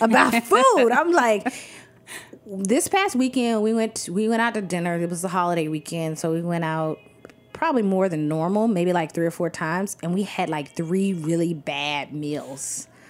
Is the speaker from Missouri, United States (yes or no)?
no; Athens, Georgia, United States; moved away as an adult; also born or lived in Atlanta, Georgia; now in Brooklyn, United States; I was born and raised in Athens, Georgia.